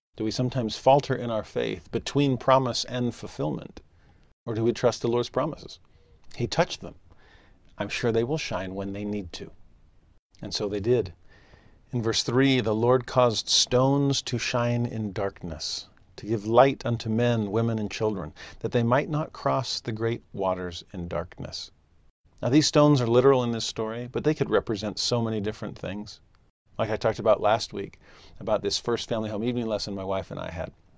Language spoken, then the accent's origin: English; Southern California, United States; also born or lived in Tennessee; now in Utah, United States; Growing up in Southern California, I loved going to the beach.